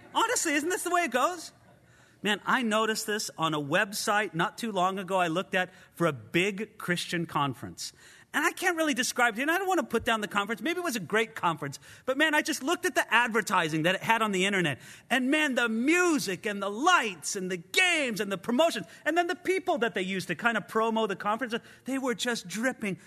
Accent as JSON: {"language": "English", "town": "Rialto", "region": "California", "country": "United States", "tie": "born or raised there", "also_born_or_lived": "Ventura, California", "said": "When I was born and for the first fifteen years of my life, I grew up in a town or a city in Southern California called Rialto"}